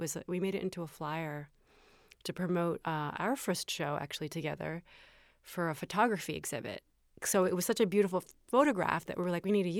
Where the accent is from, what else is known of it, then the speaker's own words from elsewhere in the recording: the South, United States; I grew up in the South. I grew up, I'm a recovering Catholic.